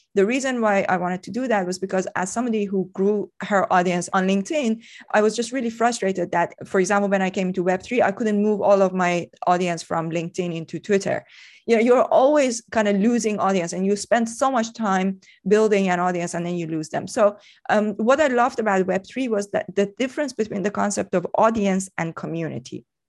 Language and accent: English; Iran; moved away as an adult; I, I grew up in Iran. Um, I left Iran, uh, when I was twenty-three